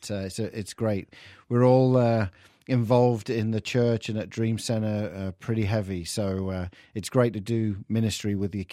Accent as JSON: {"language": "English", "region": "England", "country": "United Kingdom", "accent": "English", "said": "I've lost my English accent."}